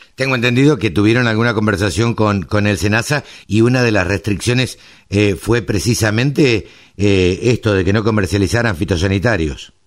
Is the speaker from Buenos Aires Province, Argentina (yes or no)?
yes; Maipú, Buenos Aires Province, Argentina; en Maipú, en mi pueblo